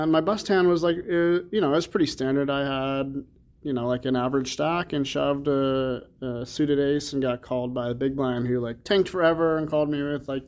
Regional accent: Champaign, Illinois, United States; now in Las Vegas, United States; I'm from Illinois, Champaign, not quite Chicago, but you know, every time we tell somebody that we're from Illinois, it's always, oh, Chicago.

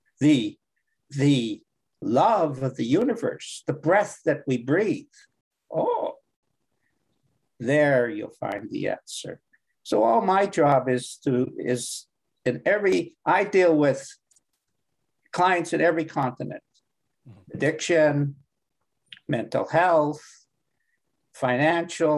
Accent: Canada; I'm from Canada

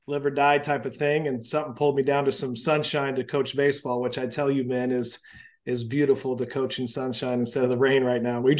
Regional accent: Portland, Oregon, United States; moved away as an adult; also born or lived in Seattle area; born and raised in Portland, Oregon.

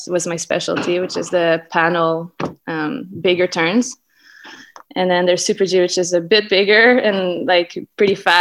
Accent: Saint-Sauveur, Quebec, Canada; now in Whistler, Canada; I grew up in Saint-Sauveur, Quebec.

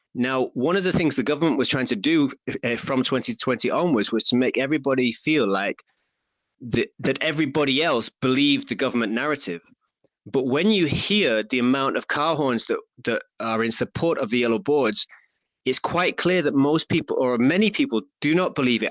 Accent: Stockport, North West England, United Kingdom; I'm from Stockport, just down the road from Manchester.

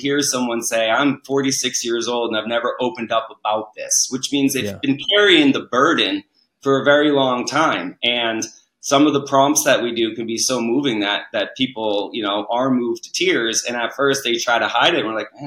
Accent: New England, United States; moved away; I grew up in New England

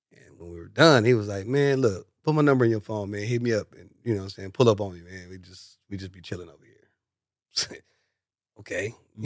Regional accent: Compton, California, United States; I don't walk like, I don't talk like, I don't dress like, I don't move like I'm from Compton. I'm listening to this from people that's all across the world. I've been in Compton my whole life.

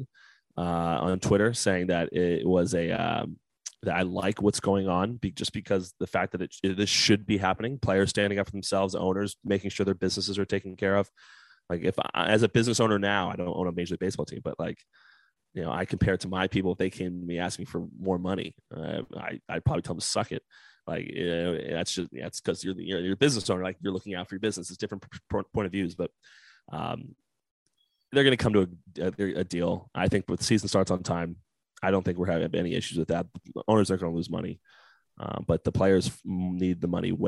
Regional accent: New Jersey, United States; I'm from New Jersey, born and bred.

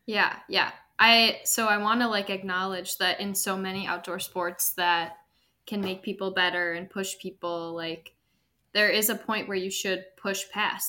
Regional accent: Milwaukee, Wisconsin, United States; also born or lived in Madison; I am from Milwaukee originally

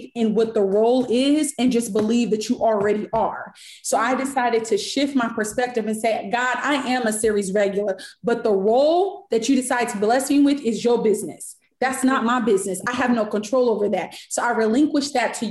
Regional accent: Sacramento, California, United States; moved away as an adult; now in Los Angeles, United States; I'm from Sac. So I'm from Sacramento.

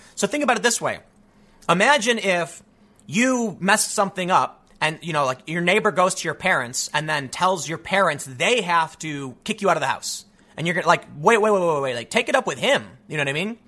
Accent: United States; as an American

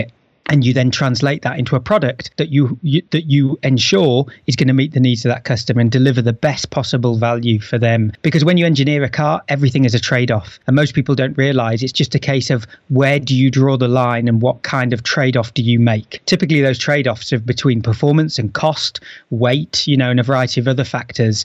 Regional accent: the north of England, United Kingdom; I'm from the north of England

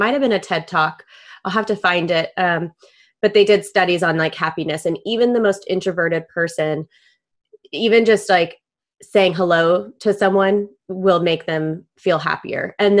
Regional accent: La Jolla, California, United States; growing up in La Jolla, it tends to be a little bit of a bubble.

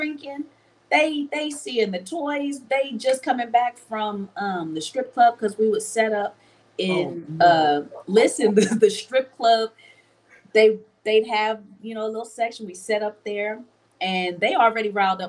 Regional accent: Los Angeles, California, United States; also born or lived in Philadelphia, Pennsylvania; I was born in Philly and I was raised in LA my informative years

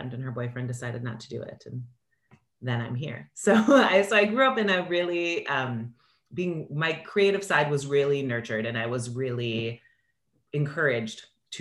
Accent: Minneapolis, Minnesota, United States; also born or lived in Chicago, United States; now in Los Angeles, United States; I grew up in Minneapolis. So I'm a Midwestern girl at heart

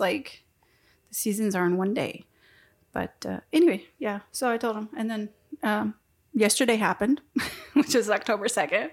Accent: Texas, United States; I'm from Texas

